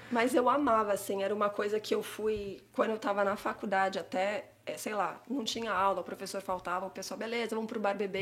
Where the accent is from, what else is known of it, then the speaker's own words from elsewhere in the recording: São Paulo, Brazil; moved away as an adult; now in Canada; eu cresci em Santana, no bairro de Santana, Zona Norte